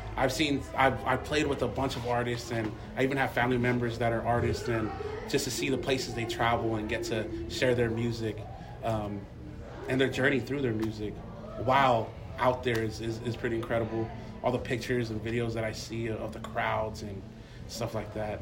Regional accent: Torrance, California, United States; Torrance, California

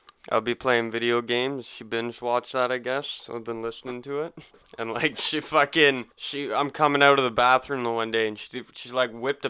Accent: Canada; I'm Canadian.

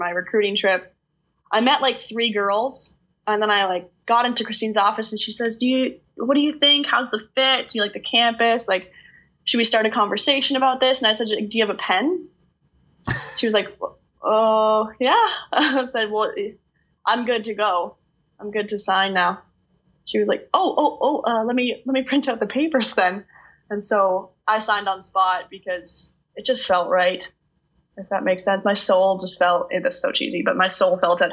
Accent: Stratford, Ontario, Canada; I'm from Stratford

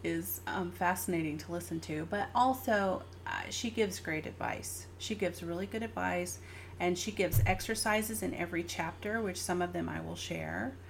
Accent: the South, United States; now in California, United States; I grew up in the South.

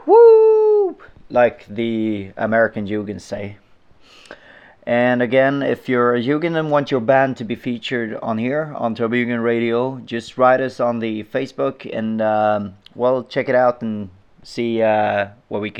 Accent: Sweden; Welcome to Sweden! Woo! The best country in the world, and we make the best music in the world

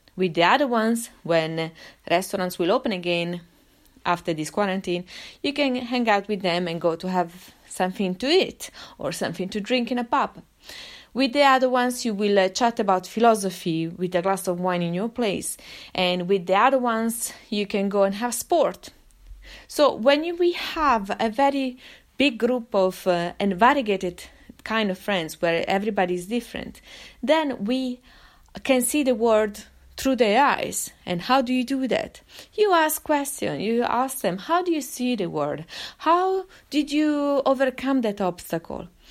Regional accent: Italy; of course, I grew up in Italy.

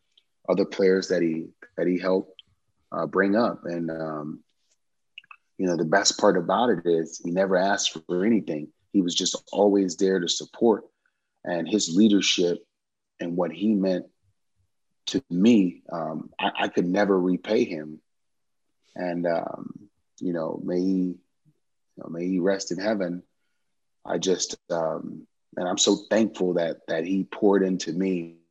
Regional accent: New Orleans, Louisiana, United States; Yeah, man, it's so unique. The music, the culture, all the stuff that we have down there. I love that I grew up with so much understanding and appreciation for the different types of mu

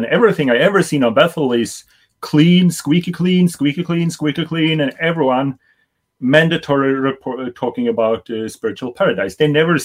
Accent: Sweden; growing up in Sweden

